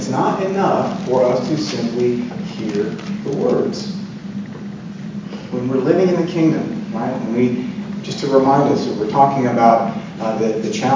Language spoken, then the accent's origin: English; Florida, United States; moved away; I grew up in Florida